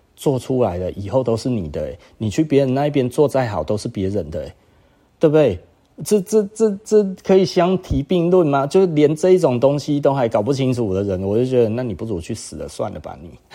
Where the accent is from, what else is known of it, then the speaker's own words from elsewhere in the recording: Taiwan; 其实我就是台湾人